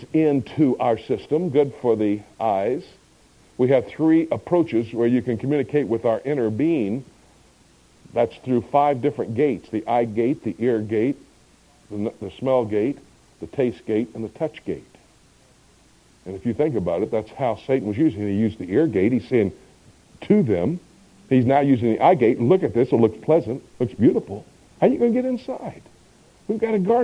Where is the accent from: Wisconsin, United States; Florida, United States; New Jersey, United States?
Florida, United States; Miami; moved away as an adult; also born or lived in Del Rio, Texas; I was born and raised in Miami, Florida.